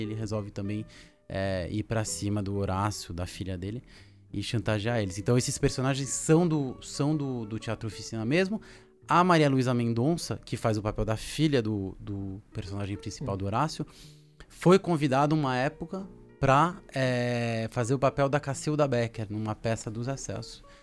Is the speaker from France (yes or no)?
yes; France; moved away as an adult; now in Brazil; eu sou franco-brasileiro, meu pai era francês. É, e eu cresci lá na França, com uns 6, 7 anos de idade fui para lá. E eu fiquei lá até os, mais ou menos até uns 25 anos